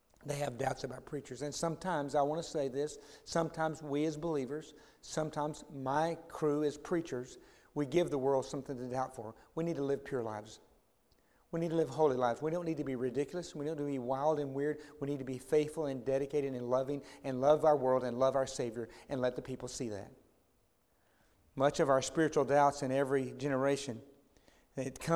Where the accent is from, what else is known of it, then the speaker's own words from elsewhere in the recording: Dallas, Texas, United States; also born or lived in DeSoto, Texas; I grew up in Oak Cliff and then moved to DeSoto, Texas, and joined a church out there